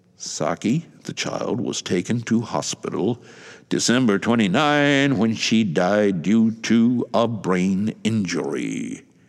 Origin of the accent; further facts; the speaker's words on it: United States; moved away; I don't live in the U S A, but I am an American